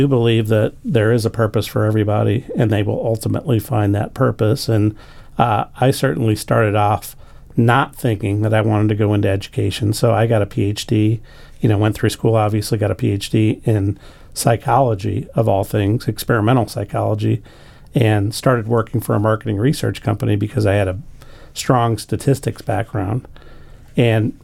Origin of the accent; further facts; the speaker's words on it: St. Louis, Missouri, United States; moved away as an adult; also born or lived in Dayton, Ohio / Northern Kentucky; now in Arlington, United States; I grew up in St. Louis